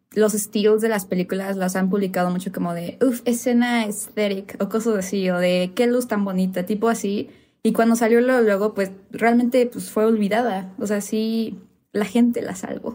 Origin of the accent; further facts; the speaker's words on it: Cuernavaca, Morelos, Mexico; moved away as an adult; now in Mexico City, Mexico; somos de Cuernavaca, pero yo ahorita estoy, o sea, igual por la uni todo vivo en, ya en Ciudad de México